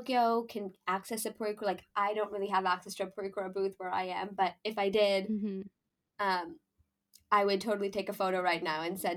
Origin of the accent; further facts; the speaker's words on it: Canada; I'm from Canada